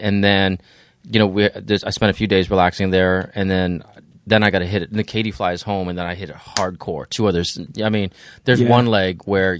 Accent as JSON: {"language": "English", "town": "San Diego", "region": "California", "country": "United States", "tie": "born or raised there", "said": "But like, you know, but that's my hometown. That's only 3 or 4 million people."}